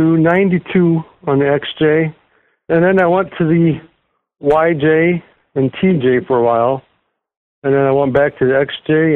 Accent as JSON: {"language": "English", "town": "Toledo", "region": "Ohio", "country": "United States", "said": "I'm from the Toledo, Ohio area"}